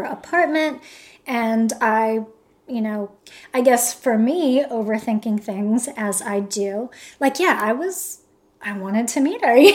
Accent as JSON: {"language": "English", "country": "United States", "said": "I'm American"}